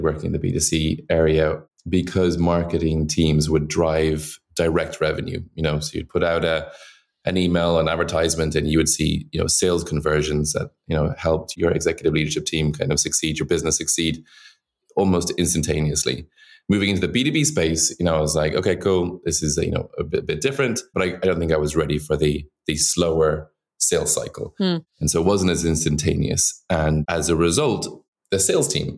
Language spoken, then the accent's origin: English; Dublin, Leinster, Ireland; moved away as an adult; also born or lived in Shanghai, China; now in New York, United States; I'm from Dublin, Ireland